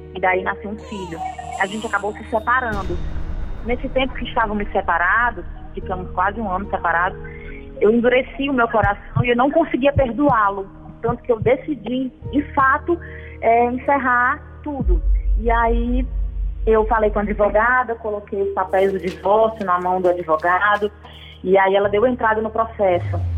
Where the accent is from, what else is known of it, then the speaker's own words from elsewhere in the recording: Fortaleza, Ceará, Brazil; Eu sou da cidade de Fortaleza, Ceará